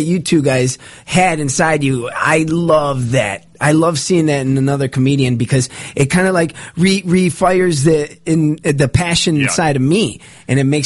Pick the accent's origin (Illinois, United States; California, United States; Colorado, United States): Illinois, United States; Chicago; moved away as an adult; now in Los Angeles, United States; we're from Chicago, born and raised